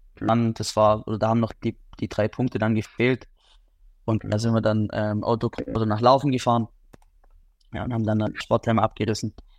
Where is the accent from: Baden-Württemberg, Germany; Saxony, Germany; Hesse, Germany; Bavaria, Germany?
Baden-Württemberg, Germany; Liebingen; ich komme aus Liebingen